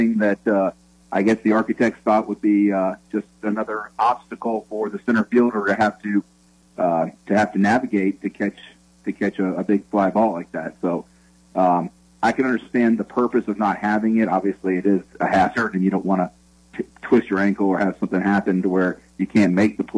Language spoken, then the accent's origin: English; Chattanooga, Tennessee, United States; Chattanooga, which is my hometown